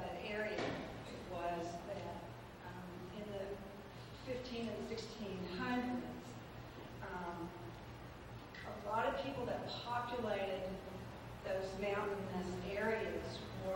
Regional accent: Eastern Kentucky, United States; I grew up in Eastern Kentucky

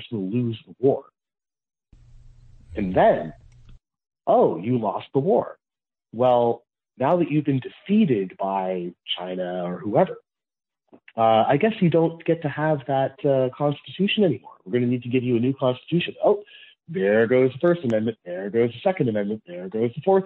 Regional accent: Canada; I am Canadian

